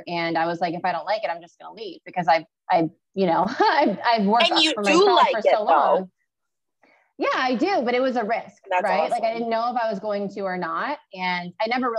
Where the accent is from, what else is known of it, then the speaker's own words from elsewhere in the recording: Romeo, Michigan, United States; moved away; also born or lived in California; I grew up in Romeo, moved to California